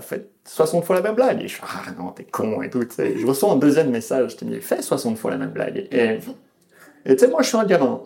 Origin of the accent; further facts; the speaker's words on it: Lyon, Auvergne-Rhône-Alpes, France; J'ai jamais grandi ici, mais euh, non, je viens de Lyon.